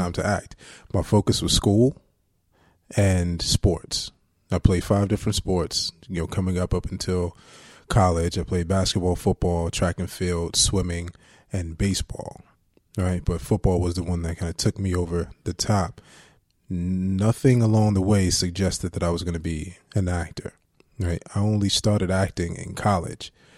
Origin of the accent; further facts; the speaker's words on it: Jersey City, New Jersey, United States; I grew up in Booker T Projects in, um, Jersey City, New Jersey